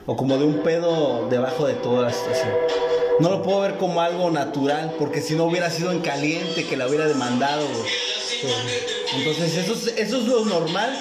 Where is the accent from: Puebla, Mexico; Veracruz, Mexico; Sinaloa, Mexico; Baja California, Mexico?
Baja California, Mexico; Tijuana; Somos de Tijuana, orgullosamente tijuanenses